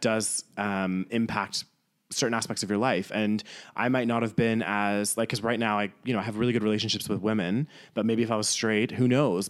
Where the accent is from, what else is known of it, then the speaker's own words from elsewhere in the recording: Calgary, Alberta, Canada; also born or lived in York, England / Newcastle, England; lived in Calgary for majority of my life